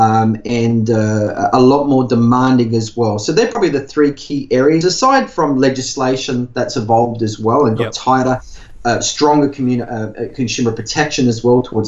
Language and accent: English; Whyalla, South Australia, Australia; also born or lived in Adelaide; I grew up in Whyalla of South Australia, which is steel mining, working class community